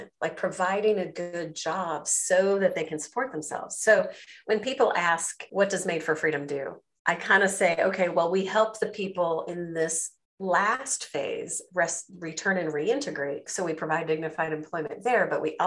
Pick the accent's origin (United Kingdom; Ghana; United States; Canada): United States; moved away as an adult; also born or lived in China; I'm an American